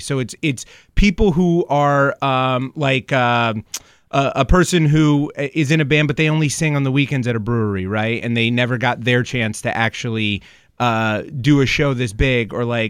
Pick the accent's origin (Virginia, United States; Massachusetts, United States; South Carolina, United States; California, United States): Massachusetts, United States; Springfield; So when I was growing up here, I was raised in Springfield. I went to St. Matthew's, and then I ended up going to Minichog after